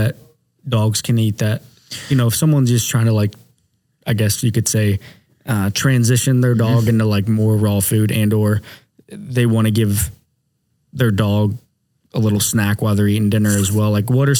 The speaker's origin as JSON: {"language": "English", "region": "Ohio", "country": "United States", "said": "We're from Ohio, bro."}